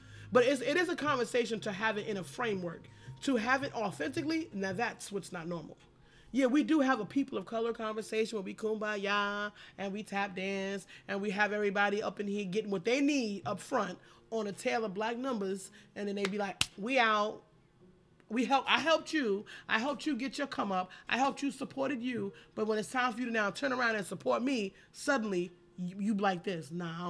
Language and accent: English; United States; I'm American black